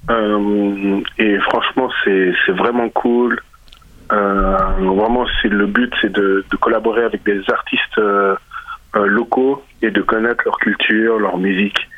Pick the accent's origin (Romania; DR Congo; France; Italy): DR Congo; j'ai amené la musique de chez moi, qui est la musique sébène. Donc je, je viens du Congo